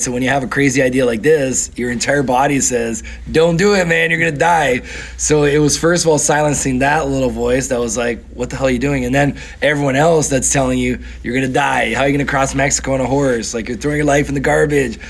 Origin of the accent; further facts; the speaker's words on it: Canada; also born or lived in São Paulo, Brazil / Barretos, Brazil; my parents moved to Canada when I was nine years old.